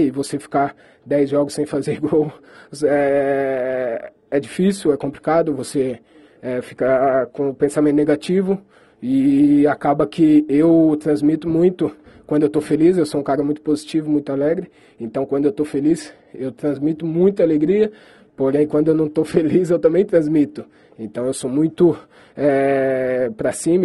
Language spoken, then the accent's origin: Portuguese; Brazil; moved away; eu como brasileiro